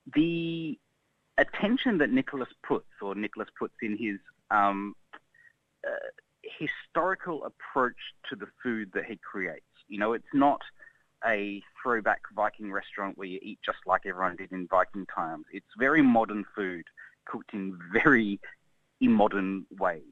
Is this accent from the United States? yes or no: no; Australia; growing up in Australia